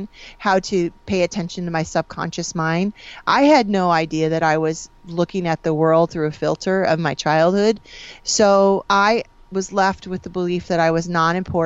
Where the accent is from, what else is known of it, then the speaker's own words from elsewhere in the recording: Springfield, Illinois, United States; So I grew up in Springfield, Illinois. I'm a Midwest girl.